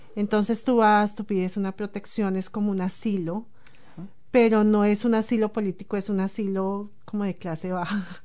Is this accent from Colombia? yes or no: yes; Colombia; moved away as an adult; also born or lived in Ecuador; now in New Zealand; desde que salí de Colombia, porque desafortunadamente dejé mis hijos